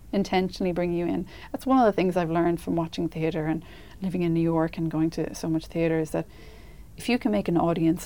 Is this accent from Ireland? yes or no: yes; Ireland; as Irish people